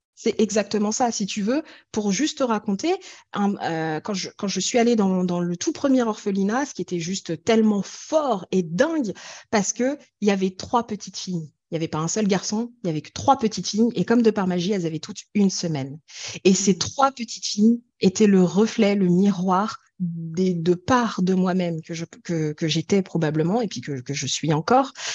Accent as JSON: {"language": "French", "country": "France", "tie": "born or raised there", "also_born_or_lived": "Ethiopia", "said": "j'ai grandi en France"}